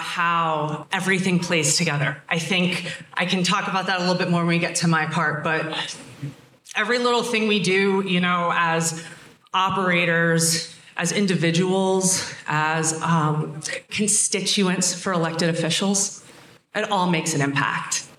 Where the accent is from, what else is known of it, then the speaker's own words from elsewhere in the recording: Pennsylvania, United States; moved away; also born or lived in Colorado; I grew up in Pennsylvania